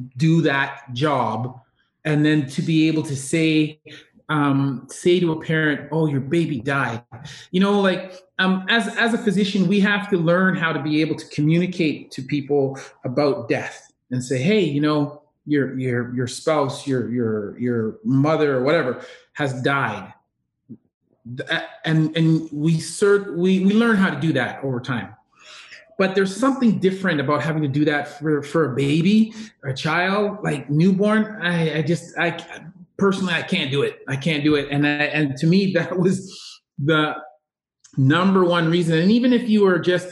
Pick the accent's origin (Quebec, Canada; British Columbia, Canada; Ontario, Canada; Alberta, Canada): Ontario, Canada; Kitchener; moved away as an adult; also born or lived in Cambridge, Ontario; we're from Kitchener-Waterloo area, Cambridge, and our families are still there